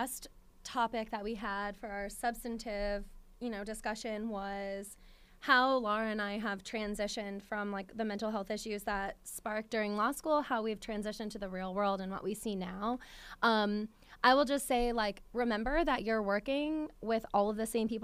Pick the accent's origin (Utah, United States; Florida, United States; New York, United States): New York, United States; upstate; moved away as an adult; also born or lived in Williamsburg, Virginia; now in Richmond, United States; I grew up in New York, so it's much different. Like, upstate New York, very rural area